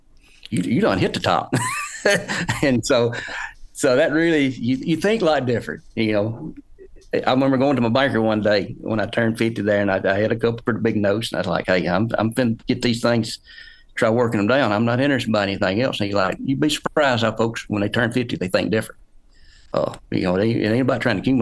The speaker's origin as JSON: {"language": "English", "town": "Bruce", "region": "Mississippi", "country": "United States", "said": "I'm from north central Mississippi, Bruce, Mississippi"}